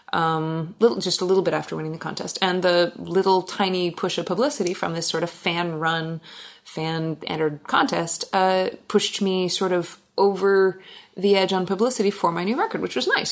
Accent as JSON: {"language": "English", "town": "Gig Harbor", "region": "Washington", "country": "United States", "tie": "born or raised there", "moved": "as an adult", "lives_now": "Alaska, United States", "said": "I grew up in Gig Harbor and I moved up to Alaska in 2003"}